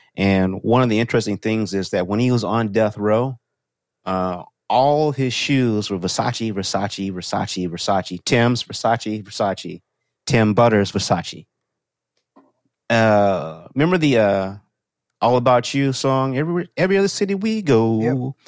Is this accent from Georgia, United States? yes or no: no; Texas, United States; I'm from Texas